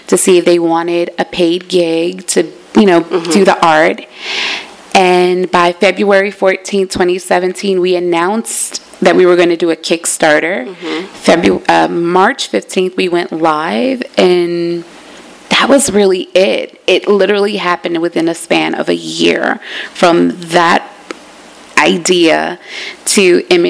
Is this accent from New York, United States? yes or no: no; New Jersey, United States; I'm from Jersey.